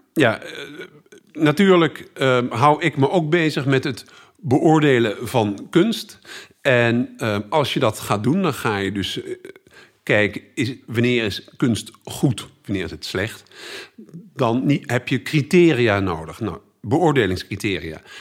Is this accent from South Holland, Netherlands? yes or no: no; Utrecht, Netherlands; also born or lived in Tilburg / Groningen; ik kom uit Utrecht